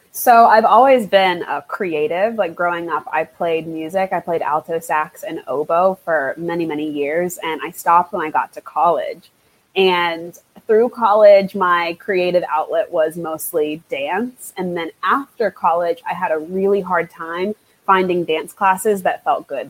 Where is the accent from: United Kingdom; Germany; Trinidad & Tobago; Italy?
Trinidad & Tobago; now in United States; I'm from Trinidad and Tobago. That is where I was born. That's where a lot of my family is, my mother country